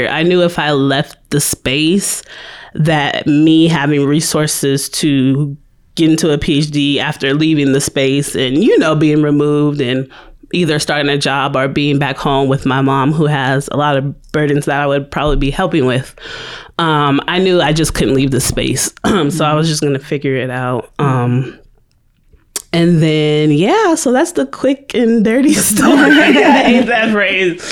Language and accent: English; California, United States; moved away as an adult; also born or lived in Petersburg, Virginia; now in Virginia, United States; I am originally from California